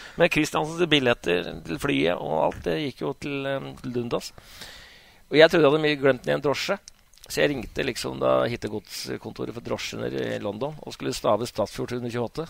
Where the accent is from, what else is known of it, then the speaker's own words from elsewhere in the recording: Hamar, Innlandet, Norway; moved away as an adult; also born or lived in Bremen; jeg er jo født og oppvokst på Hamar